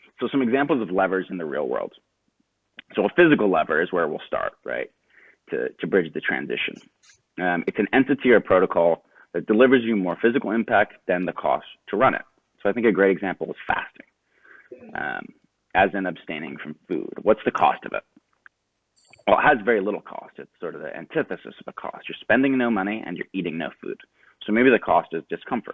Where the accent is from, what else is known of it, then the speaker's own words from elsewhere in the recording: Pelham, New York, United States; I grew up outside New York City in a small town called Pelham